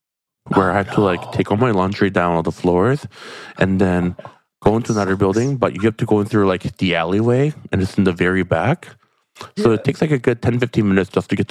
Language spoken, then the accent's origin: English; United States; me being an American